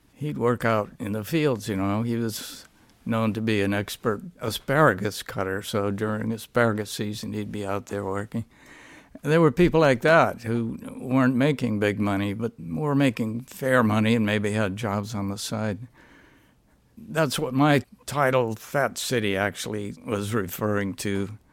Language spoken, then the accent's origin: English; Stockton, California, United States; I grew up in Stockton, California, which was a very good fight town